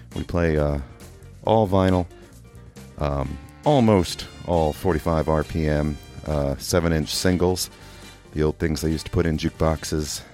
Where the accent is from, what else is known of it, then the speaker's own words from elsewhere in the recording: England, United Kingdom; also born or lived in Kentucky, United States; now in Louisville, United States; I'm also from Kentucky. I also learned to speak here in Kentucky, um, but I did grow up uh, from about eight years old on in England